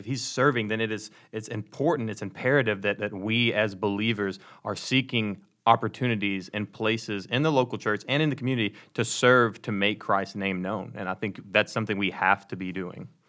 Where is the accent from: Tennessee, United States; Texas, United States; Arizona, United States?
Texas, United States; Ladonia; I'm from Dallas, but I'm from way outside of Dallas